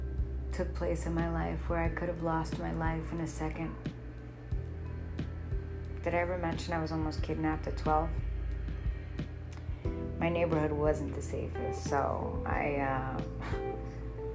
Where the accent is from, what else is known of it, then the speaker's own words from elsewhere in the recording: New York City, New York, United States; I'm a New Yorker, true and true, born and raised